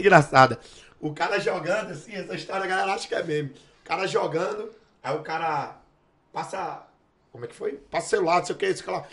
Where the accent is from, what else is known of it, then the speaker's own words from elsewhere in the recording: Northeast Region, Brazil; moved away; Eu, eu era do Nordeste, não era não, sou do Nordeste